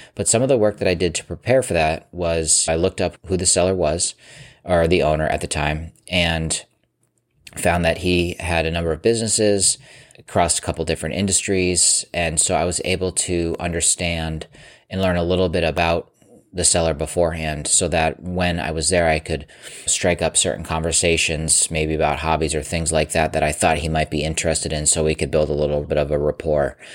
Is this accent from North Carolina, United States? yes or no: no; Massachusetts, United States; my home state of Massachusetts